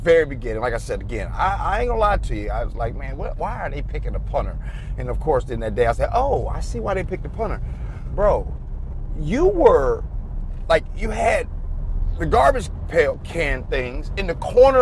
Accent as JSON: {"language": "English", "town": "Chicago", "region": "Illinois", "country": "United States", "said": "I'm from Chicago"}